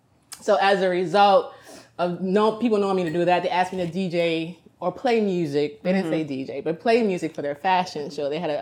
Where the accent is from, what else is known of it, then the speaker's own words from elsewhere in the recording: New Orleans, Louisiana, United States; now in Atlanta, United States; From New Orleans, Louisiana, by specifically the Ninth Ward.